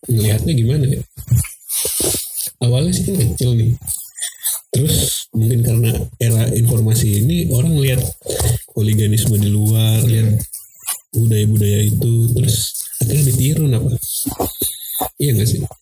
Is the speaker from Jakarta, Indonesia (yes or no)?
no; Bekasi, West Java, Indonesia; gue bilang gue aja gue orang Bekasi bang